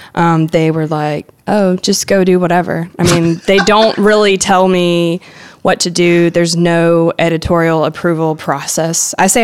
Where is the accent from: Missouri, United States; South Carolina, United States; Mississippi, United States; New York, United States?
Mississippi, United States; Hattiesburg; moved away as an adult; now in Memphis, United States; I grew up in South Mississippi, mostly in Hattiesburg or the Hattiesburg area, and I wanted to go to a bigger city. Hattiesburg is not like some tiny town or anything, but it is a smaller college town